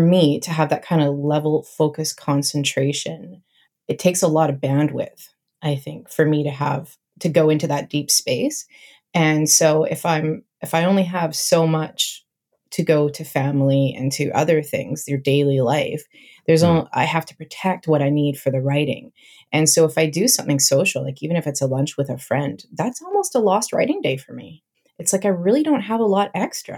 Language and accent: English; Canada; also born or lived in Vancouver Island, British Columbia; I'm Canadian